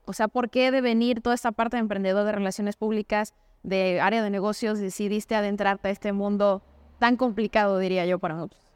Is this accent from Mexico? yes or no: yes; Mexico; como mexicanos